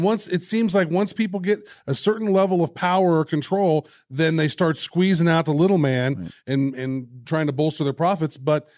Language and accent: English; Midwest, United States; I'm from the Midwest.